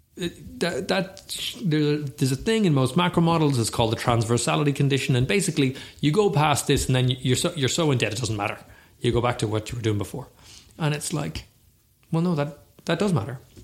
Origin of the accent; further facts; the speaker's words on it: Ireland; we are Irish